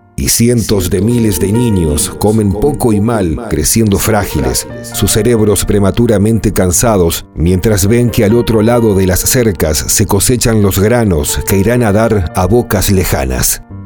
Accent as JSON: {"language": "Spanish", "country": "Argentina", "tie": "born or raised there", "said": "Mi país natal, Argentina"}